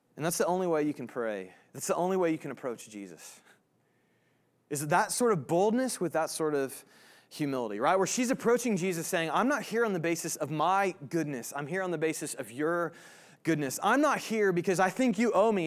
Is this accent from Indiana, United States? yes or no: yes; Indiana, United States; now in Kansas, United States; I'm from Indiana originally